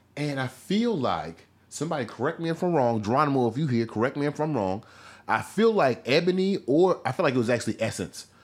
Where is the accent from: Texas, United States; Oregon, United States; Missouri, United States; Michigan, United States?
Missouri, United States; when I was growing up in Midwest Missouri